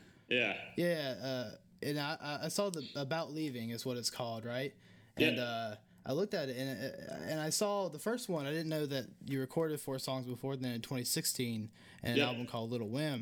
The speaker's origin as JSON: {"language": "English", "region": "the South", "country": "United States", "said": "we're from the South here. Well, at least I am"}